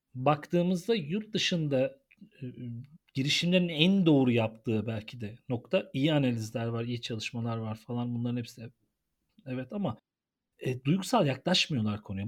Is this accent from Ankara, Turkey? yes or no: yes; Ankara, Turkey; biz Ankaralılar olarak